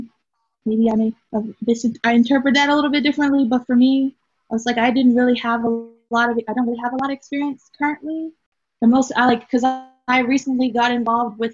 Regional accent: Durham, North Carolina, United States; my hometown, Durham

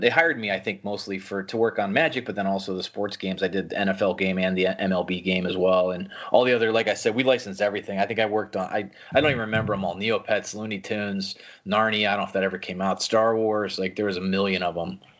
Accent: outside Cleveland, Northeast Ohio, United States; also born or lived in Seattle; now in Orange County, United States; I grew up in Northeast Ohio uh, and basically in the sticks. So it was a little bit outside Cleveland

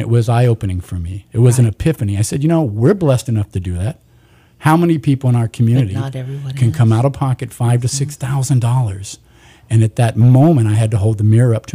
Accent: Kern County, California, United States; born and raised in Kern County

